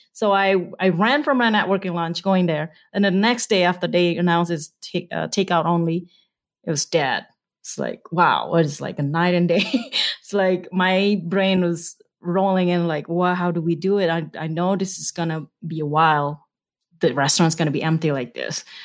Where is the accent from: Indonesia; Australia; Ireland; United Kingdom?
Indonesia; moved away as an adult; also born or lived in Nevada / West Papua; now in Utah, United States; I wasn't born in Utah. I'm originally from Indonesia